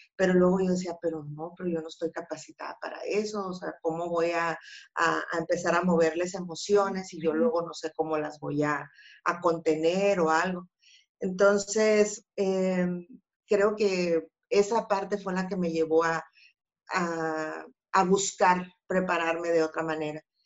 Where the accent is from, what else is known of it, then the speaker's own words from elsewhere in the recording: Empalme, Sonora, Mexico; yo nací en Empalme